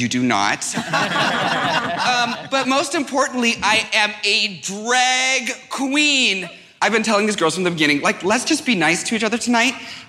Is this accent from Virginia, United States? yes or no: no; New York, United States; I am a New Yorker, but like.